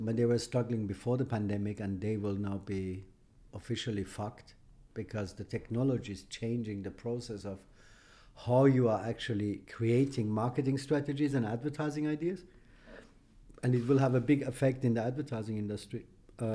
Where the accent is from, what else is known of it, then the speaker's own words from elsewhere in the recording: Austria; English is a second language; also born or lived in Iran; I was born in Iran. I fled my country as I was 15, all alone, no money, no parents, as a political refugee. I applied for a political refugee in Austria. I grew up in Austria